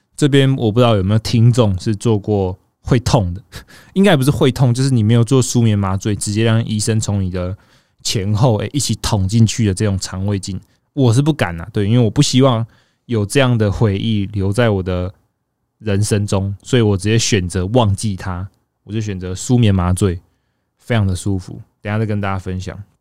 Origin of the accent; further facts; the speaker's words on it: Taichung, Taiwan; now in northern Taiwan; 身为一个住在北部的人， 我自己是台中人，只是我常年都住在北部